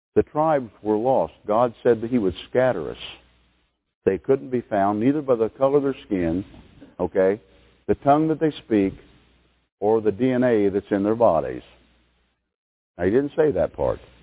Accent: United States; American people

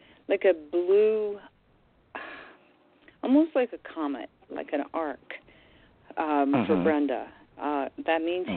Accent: Indiana, United States; I'm from Indiana.

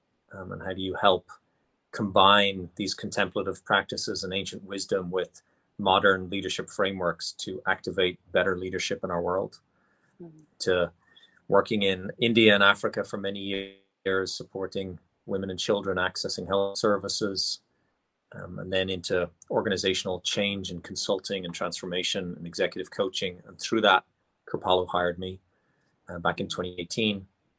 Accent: Ireland; I was born and raised in Ireland.

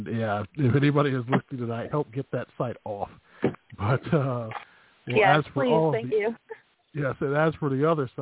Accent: Chicago, Illinois, United States; as a Chicagoan

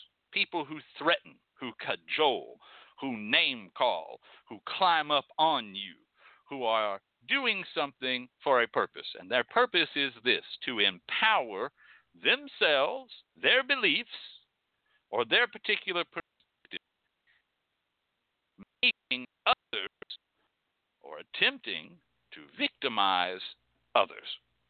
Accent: North Carolina, United States; I come from North Carolina and we got some damn fine hoodoo.

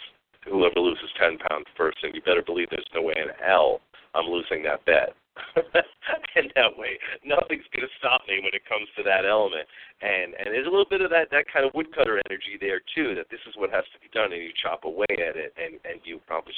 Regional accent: Long Island, New York, United States; I grew up on Long Island in New York

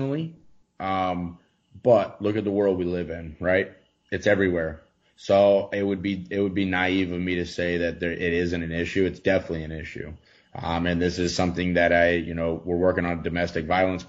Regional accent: Texarkana, Texas, United States; moved away; also born or lived in Florida / Utah / Colorado; from Texarkana, Texas.

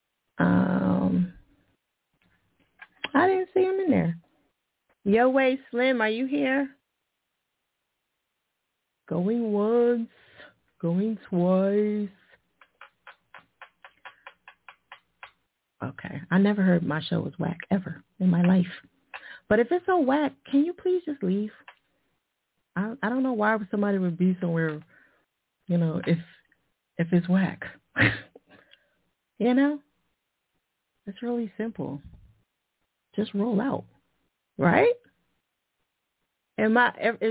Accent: New Jersey, United States; now in Philadelphia, United States; that's my home state.

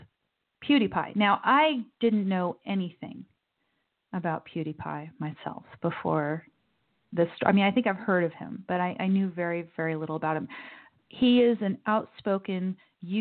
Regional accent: United States; I'm an American sitting here born and raised

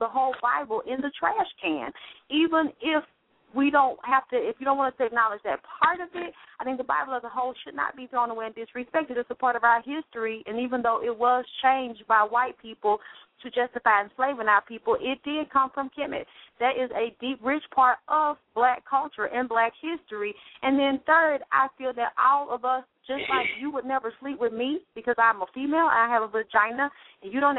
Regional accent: Atlanta, Georgia, United States; I grew up in Atlanta, Georgia, in the church

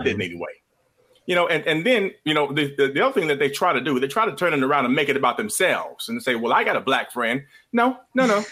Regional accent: Midwest, United States; now in Georgia, United States; I grew up in the Midwest

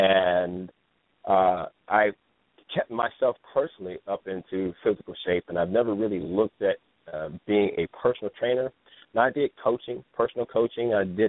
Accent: Ohio, United States; now in California, United States; When I came to California from Ohio, now this is the land of feel good, look good.

